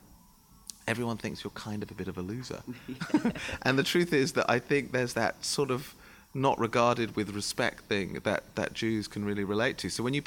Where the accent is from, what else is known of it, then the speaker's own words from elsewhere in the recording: London, United Kingdom; I'm from St. John's Wood. I grew up in Abbey Road